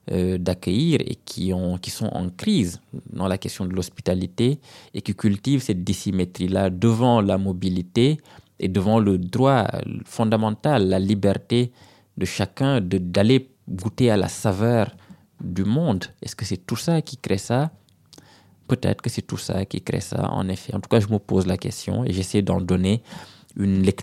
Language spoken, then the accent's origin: French; Senegal; C'est pour ça que je ne peux pas oublier que je suis sénégalais.